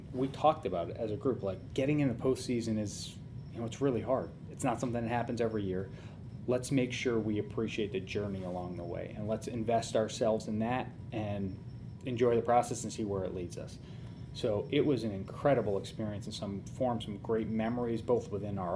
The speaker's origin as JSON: {"language": "English", "town": "Orange", "region": "Connecticut", "country": "United States", "tie": "born or raised there", "moved": "as an adult", "lives_now": "Cleveland, United States", "said": "when I was a 18-year-old growing up in Orange, Connecticut"}